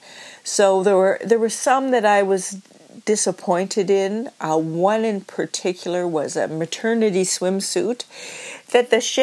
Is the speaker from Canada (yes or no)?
yes; Nova Scotia, Canada; I'm from Nova Scotia